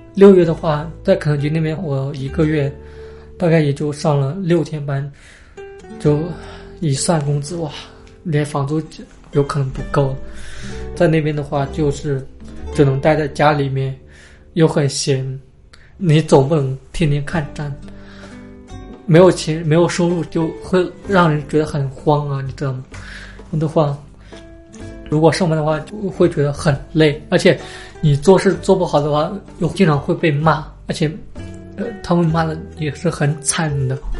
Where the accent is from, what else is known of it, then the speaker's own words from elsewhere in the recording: northern China, China; now in Guangzhou, China; 作为一个北方人来说，会觉得特别地想家，就特别想吃那种家乡那边的食物。因为我们家乡那边的话，热干面会比较流行一点